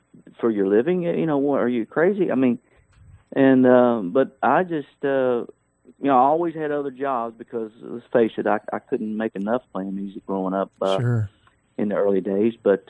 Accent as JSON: {"language": "English", "area": "Nelson County", "region": "Virginia", "country": "United States", "tie": "born or raised there", "also_born_or_lived": "Williamsburg, Virginia", "said": "I grew up in I was born in Williamsburg, Virginia. And then my family's from a place called Nelson County. If you ever saw the Waltons TV show, you saw exactly how I grew up and where I grew up"}